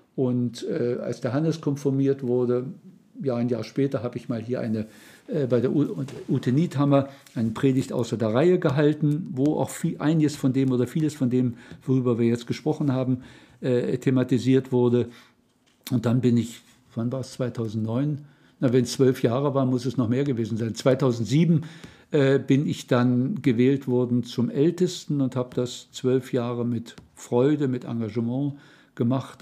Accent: Saxony-Anhalt, Germany; ich komme aus Mitteldeutschland, aus dem Land Luthers, Sachsen-Anhalt

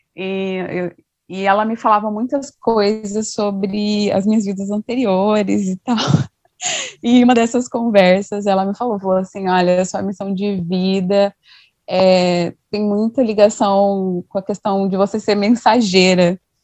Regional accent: Mato Grosso do Sul, Brazil; sou do Mato Grosso do Sul, então um pouco distante.

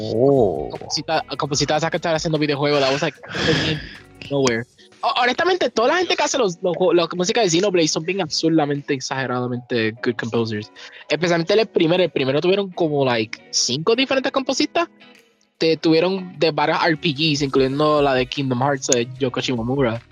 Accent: Puerto Rico

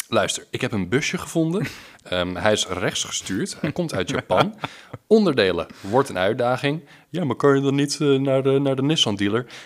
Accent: Leiden, South Holland, Netherlands; now in Oestgeest, Netherlands; Nou, ik kom uit het centrum van Leiden en ik dacht van, nou, ik ga de rust van Oestgeest in.

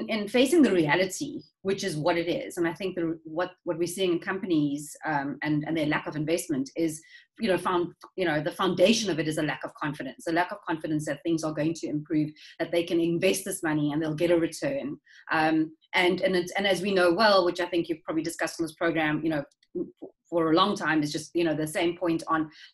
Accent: South Africa; as South Africans

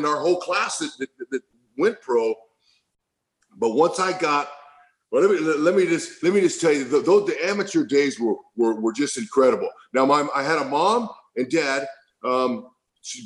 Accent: Fresno, California, United States; grow up in Central California, Central San Joaquin Valley, Fresno

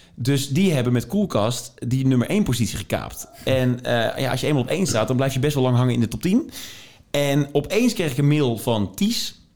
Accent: Tilburg, North Brabant, Netherlands; waar ik vandaan kom, vanuit Tilburg

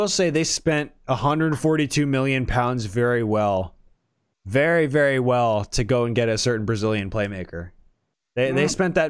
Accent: United States

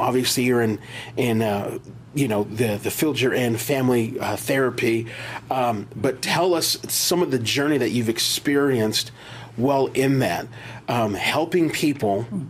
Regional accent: Las Vegas, Nevada, United States; also born or lived in McKinney, Texas; I grew up here in Vegas. I moved away for a little bit, and I worked at a homeless shelter in McKinney, Texas.

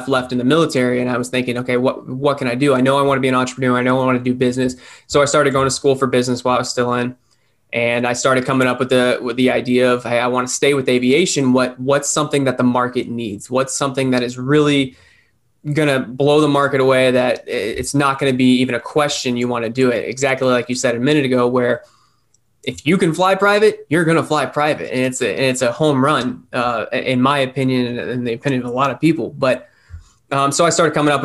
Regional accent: Punta Gorda, Florida, United States; I grew up here in Punta Gorda. I grew up in the southwest of Florida, and I joined the Air Force right out of high school

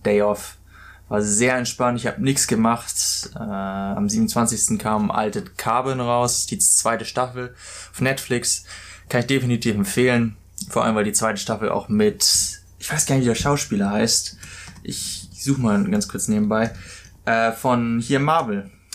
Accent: Germany; moved away as an adult; now in Australia; Für mich als Deutscher

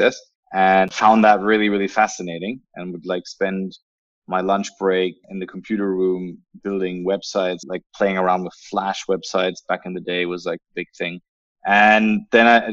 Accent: Berlin, Germany; moved away; also born or lived in United Kingdom / United States; I'm originally from Berlin

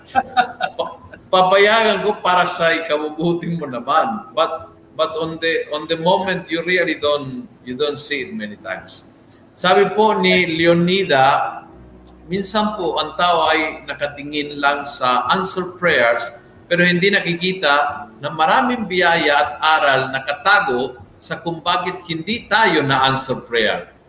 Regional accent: Argentina; sa amin sa Argentina

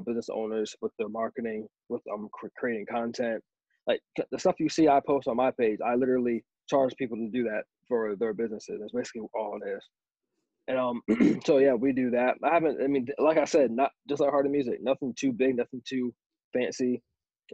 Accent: Berlin, Maryland, United States; I'm from Berlin, Maryland. I'm in the United States

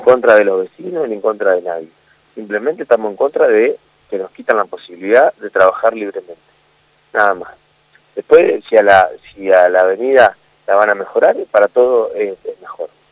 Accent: San Nicolás de los Arroyos, Buenos Aires Province, Argentina; No somos de otro lado, somos ciudadanos de San Nicolás

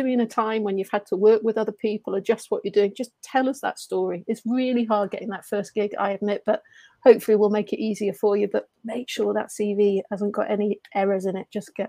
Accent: Brazil; first language Portuguese; English is a second language; moved away as an adult; now in England; So when I say native, yes, I am from Brazil. I speak Portuguese, Brazilian, but I've been over in England for 8 years.

